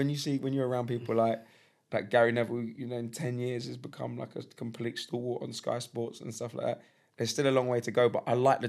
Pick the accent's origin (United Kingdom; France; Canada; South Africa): United Kingdom; London; I grew up in Highbury. So if you know, I grew up maybe 350 yards from the West Stand of Highbury, right? My school was in the shadow of the West Stand